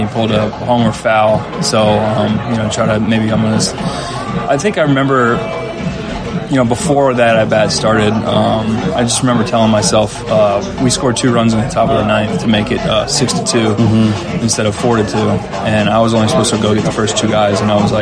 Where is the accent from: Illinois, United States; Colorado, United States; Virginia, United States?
Virginia, United States; I grew up in Virginia